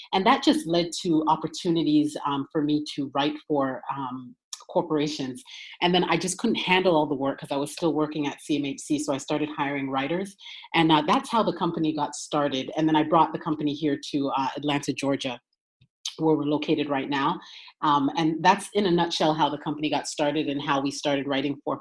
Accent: Toronto, Ontario, Canada; moved away as an adult; now in United States; I'm originally from Toronto. Ontario in Canada

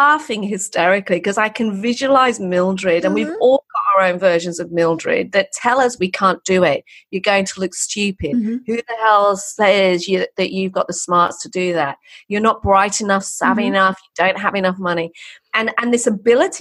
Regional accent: England, United Kingdom; I'm English. There's English heritage too. So I've got those ancestral north of England, poor kid voices

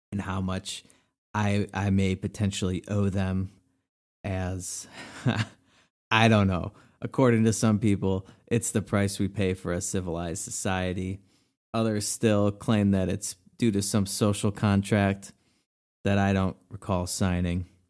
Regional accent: Wilmette, Illinois, United States; I grew up in Wilmette, a great suburb of Chicago

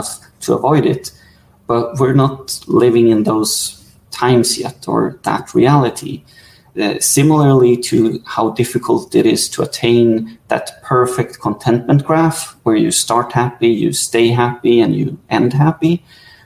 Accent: Sweden; I'm from Sweden

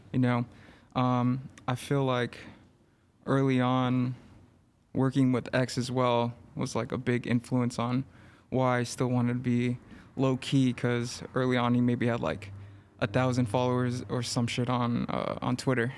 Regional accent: Los Angeles, California, United States; I grew up in East L

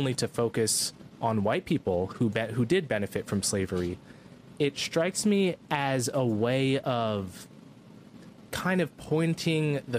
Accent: New Jersey, United States; I was born in New Jersey

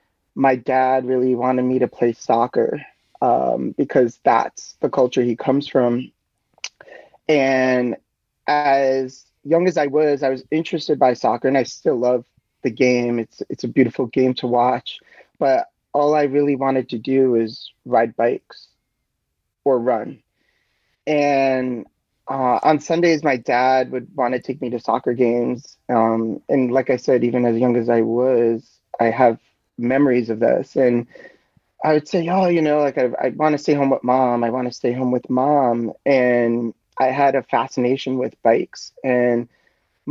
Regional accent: New York City, New York, United States; moved away as an adult; now in Boulder, United States; I live in Boulder, Colorado. I grew up in New York City, New York.

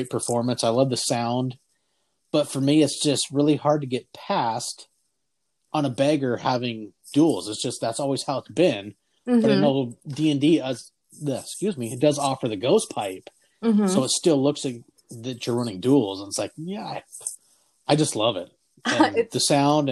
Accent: Port Angeles, Washington, United States; born or raised there

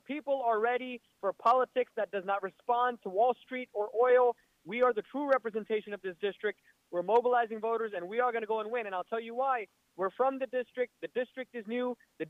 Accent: Fort Bend County, Texas, United States; So even though I'm from Fort Bend County, even though my family's in Fort Bend County

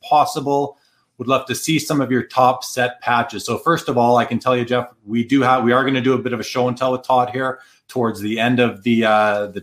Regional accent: Winnipeg, Manitoba, Canada; moved away; I'm from Winnipeg originally

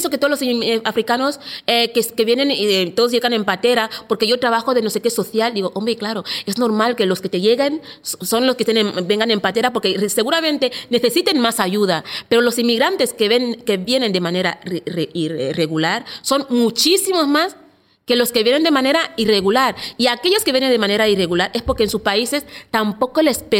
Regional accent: A Coruña, Galicia, Spain; born there; nací en La Coruña.

